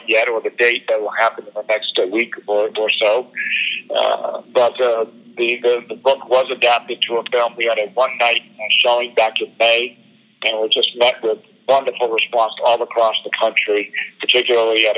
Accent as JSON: {"language": "English", "town": "New Bedford", "region": "Massachusetts", "country": "United States", "tie": "born or raised there", "said": "my hometown of New Bedford, Massachusetts"}